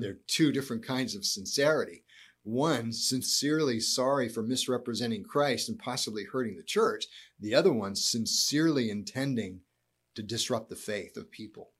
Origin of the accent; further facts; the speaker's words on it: United States; being an American